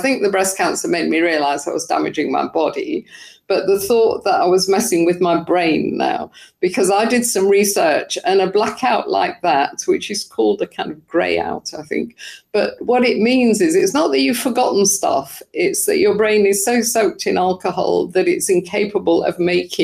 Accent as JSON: {"language": "English", "country": "United Kingdom", "said": "I'm British"}